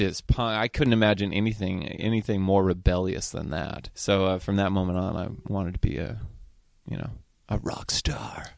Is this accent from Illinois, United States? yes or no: no; Cambria, California, United States; now in Los Angeles, United States; growing up in Cambria